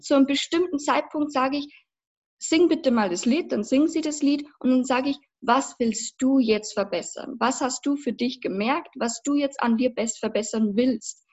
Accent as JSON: {"language": "German", "town": "Passau", "region": "Bavaria", "country": "Germany", "also_born_or_lived": "Berlin", "said": "ich komme aus Passau. Das liegt in Niederbayern"}